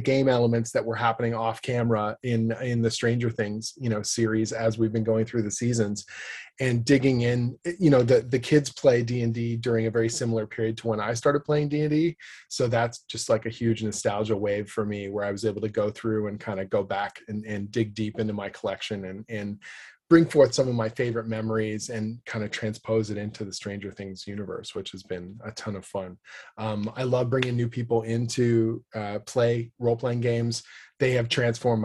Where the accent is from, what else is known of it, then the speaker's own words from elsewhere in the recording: Canada; I'm a Canadian writer